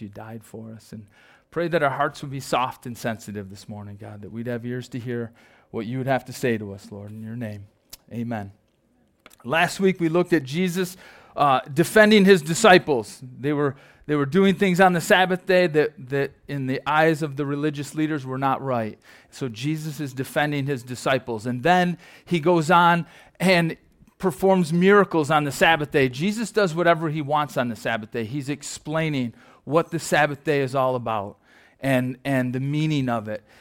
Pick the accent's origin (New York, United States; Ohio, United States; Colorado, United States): New York, United States; Perry; I'm from Perry, you know, Archway Cookies or Champion